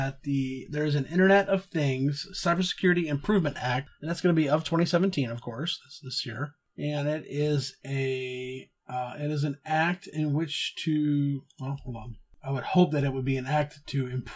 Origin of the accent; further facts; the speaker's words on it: Texas, United States; moved away; I grew up in Texas, and so we had a lot of very clean water